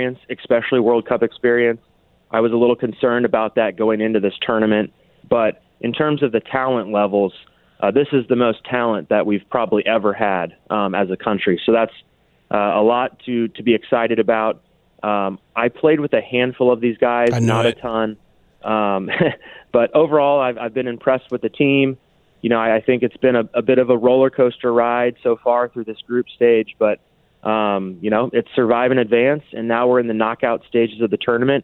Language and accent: English; Kansas City, Missouri, United States; I have immense pride for my hometown